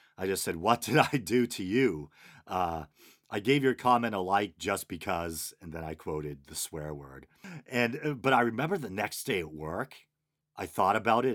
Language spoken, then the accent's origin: English; Boston, Massachusetts, United States; accent: Boston; Boston accent, my native language